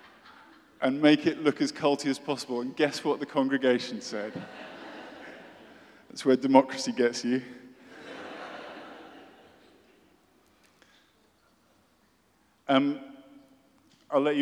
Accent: United Kingdom; I'm British, as you may guess, and I went to a British boarding school

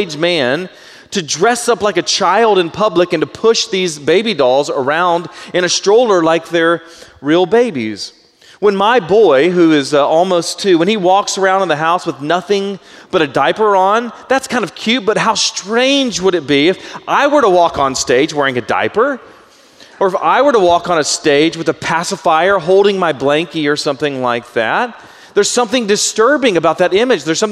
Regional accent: United States; I'm in my 40s now, and I'm American

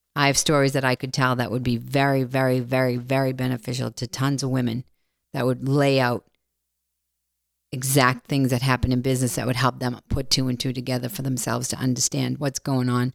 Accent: Boston, Massachusetts, United States; I'm from Boston.

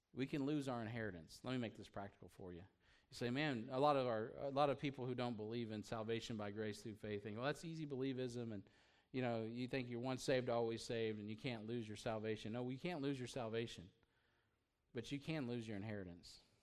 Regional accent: United States; being an American

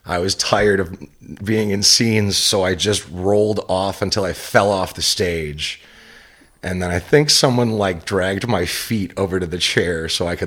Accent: Farmington Hills, Michigan, United States; also born or lived in Detroit, Michigan / Ferndale, Michigan; I was born in Detroit and then raised in Farmington Hills

